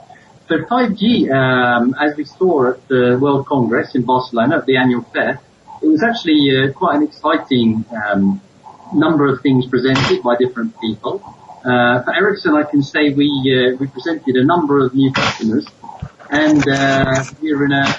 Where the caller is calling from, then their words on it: Nairobi, Kenya; I'm based actually in Nairobi, so I'm calling you from Nairobi.